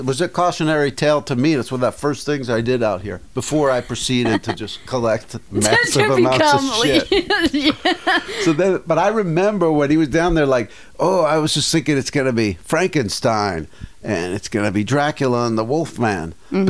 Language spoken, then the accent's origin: English; Cranford, New Jersey, United States; Some guy in Jersey. I'm from Cranford.